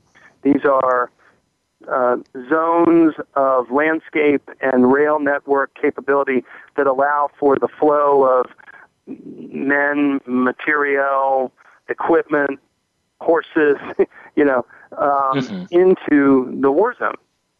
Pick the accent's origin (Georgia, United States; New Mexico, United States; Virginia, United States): Virginia, United States; Alexandria; Alexandria, Virginia, as one, where I am right now. In fact, my hometown is Alexandria. We're both in our hometowns, as I understand it.